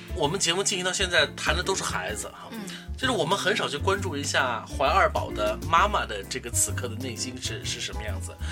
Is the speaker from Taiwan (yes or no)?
no; China; 这是我们中国人最幸福的